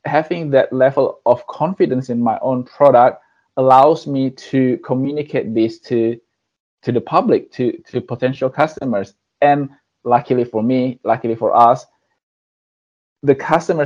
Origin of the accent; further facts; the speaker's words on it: Indonesia; moved away; I came from Indonesia. I was born there and I grew up there.